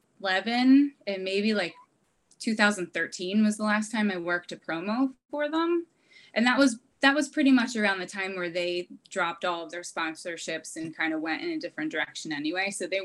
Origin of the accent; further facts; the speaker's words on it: New Jersey, United States; moved away; also born or lived in California; And I'm from New Jersey